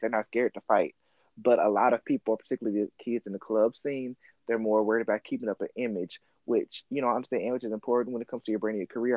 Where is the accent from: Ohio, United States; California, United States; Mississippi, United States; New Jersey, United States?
Mississippi, United States; I grew up in the South in Mississippi, and I was like the only open kid in high school